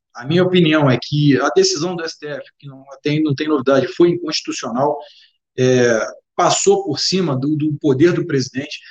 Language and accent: Portuguese; Rio de Janeiro, Brazil; Sou do Rio de Janeiro.